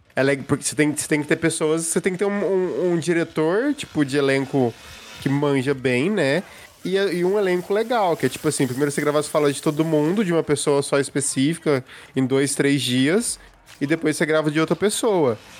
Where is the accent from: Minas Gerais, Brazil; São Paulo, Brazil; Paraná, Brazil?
Minas Gerais, Brazil; Passos; da minha cidade natal